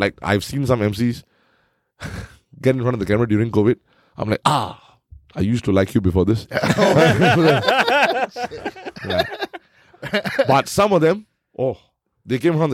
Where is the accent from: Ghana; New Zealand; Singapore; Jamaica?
Singapore; Our heroes that we grew up watching in Singapore